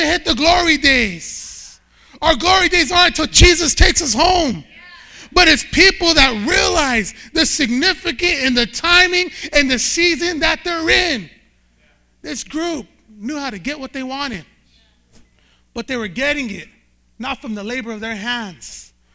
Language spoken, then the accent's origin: English; Bakersfield, California, United States; I grew up in Bakersfield, California.